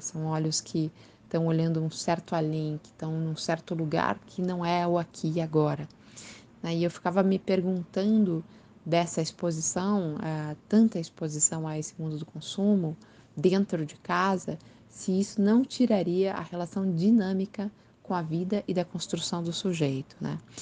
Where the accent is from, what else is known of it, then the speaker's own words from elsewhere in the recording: Curitiba, Paraná, Brazil; sou de Curitiba, moro em Curitiba nesse momento.